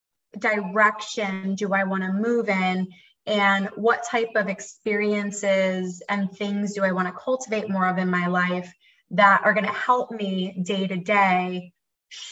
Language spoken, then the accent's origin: English; Philadelphia, Pennsylvania, United States; moved away as an adult; now in Raleigh, United States; I'm from Philly and I am a licensed mental health therapist